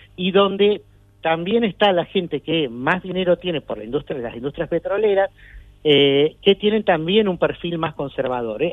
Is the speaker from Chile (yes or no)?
no; Argentina; now in Atlanta, United States; somos argentinos